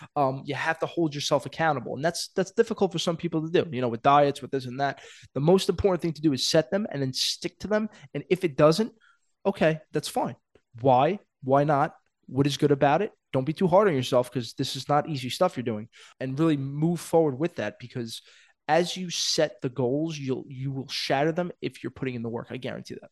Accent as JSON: {"language": "English", "town": "New York City", "region": "New York", "country": "United States", "said": "I'm a kid from Brooklyn"}